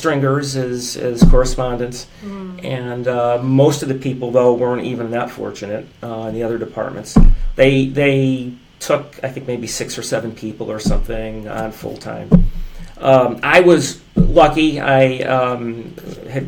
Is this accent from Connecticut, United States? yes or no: yes; Derby, Connecticut, United States; growing up in Derby, lived in Derby